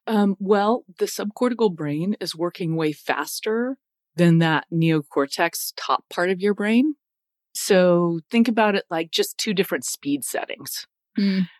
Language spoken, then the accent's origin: English; United States; I grew up in the States, right? I'm a U.S. mutt, lived all over the place. I've moved a ton as a kid.